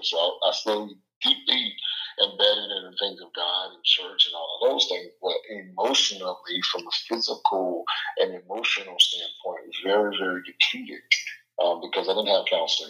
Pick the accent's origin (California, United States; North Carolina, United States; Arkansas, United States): North Carolina, United States; Charlotte; now in Manassas, United States; I'm originally from Charlotte, North Carolina. Now I reside in the DMV area. I'm in the Manassas, Virginia area now.